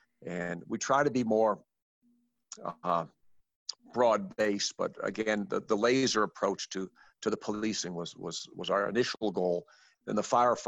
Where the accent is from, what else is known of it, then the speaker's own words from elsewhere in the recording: Arizona, United States; I'm from Arizona, where literacy is optional